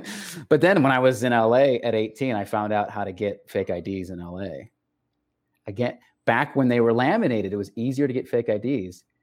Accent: El Paso, Texas, United States; I was raised in El Paso, Texas, which is on the border with Mexico

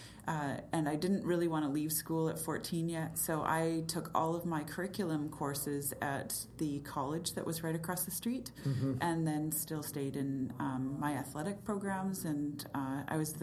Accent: Southern California, United States; moved away as an adult; also born or lived in Drumheller, Alberta, Canada / Edmonton, Canada; now in Kelowna, Canada; I actually grew up in Southern California

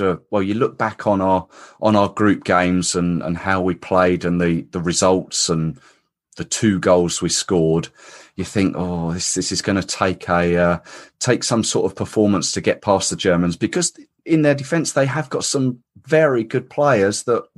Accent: England, United Kingdom; Walking through my hometown high street brings back some memories, actually. Various pubs that I've watched England lose in over the years at major tournaments.

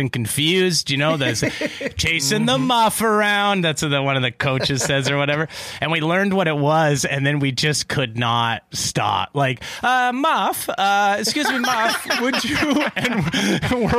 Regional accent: Richmond, British Columbia, Canada; now in Vancouver, Canada; And I grew up in Richmond, which is a suburb of Vancouver

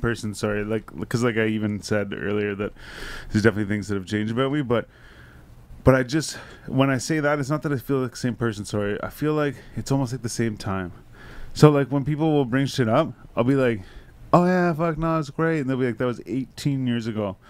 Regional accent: Renfrew, Ontario, Canada; I grew up in Renfrew.

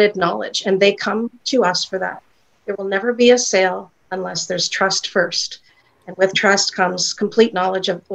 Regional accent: Canada; I have the bricks and mortar right here in my hometown, and it's in a quaint little upscale chic village

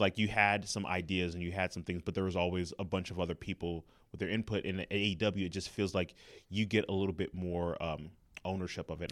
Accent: Los Angeles, California, United States; moved away; also born or lived in Inglewood, California / Atlanta; I was born and raised in Los Angeles, California

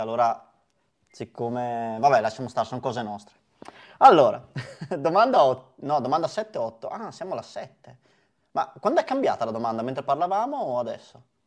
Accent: Verona, Veneto, Italy; da veronesi

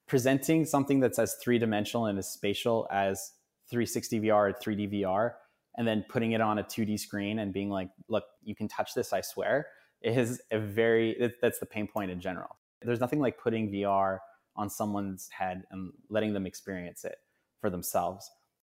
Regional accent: Canada; Being obviously a Canadian hockey fan

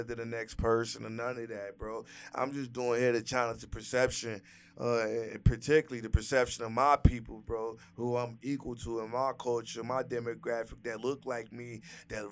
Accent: Gary, Indiana, United States; moved away; I'm born and raised in Gary, Indiana

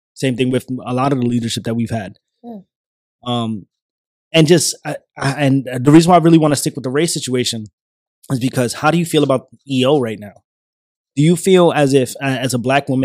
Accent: New York, United States; moved away; I'm a kid from New York

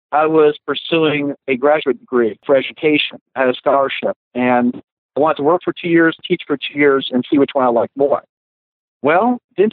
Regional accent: New Jersey, United States; I grew up in Jersey

